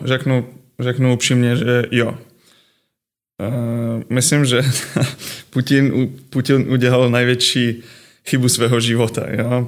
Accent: Ukraine; Czech is a second language; moved away as an adult; also born or lived in Kazakhstan / Finland / Estonia / Poland; now in Příbram, Czech Republic; Přišel jsem eh, jako z Ukrajiny

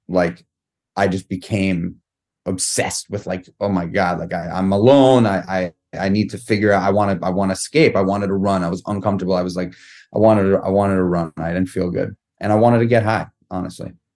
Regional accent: New York City, New York, United States; I grew up in New York City. I grew up in Manhattan

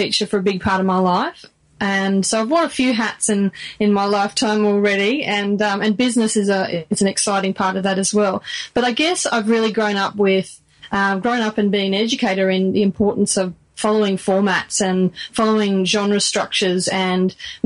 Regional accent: Australia; Australian. My grandparents were Italian, but Spanish roots

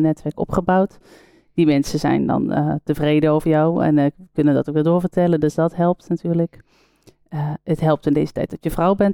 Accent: Netherlands; als Nederlander

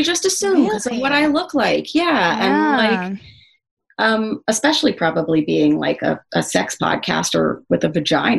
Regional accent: New York, United States; Even though I'm not from Oregon, I'm fully from New York.

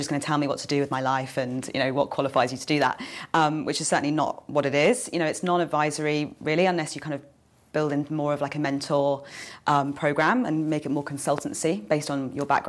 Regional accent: Jersey; also born or lived in London; I'm from Jersey

